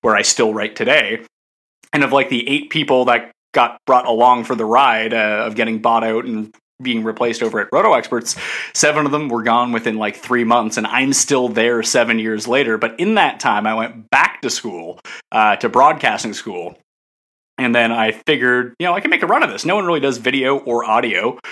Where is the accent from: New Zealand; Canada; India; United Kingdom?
Canada; East Coast of Canada, Atlantic Canada; accent: Canadian; from the East Coast of Canada, which is weirdly kind of like the south of Canada